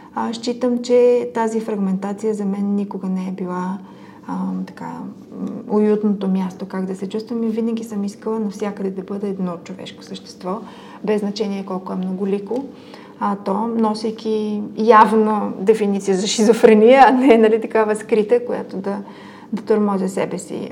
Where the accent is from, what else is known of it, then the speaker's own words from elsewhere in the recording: Sofia, Sofia City, Bulgaria; аз съм израсла в Люлин, това е един такъв квартал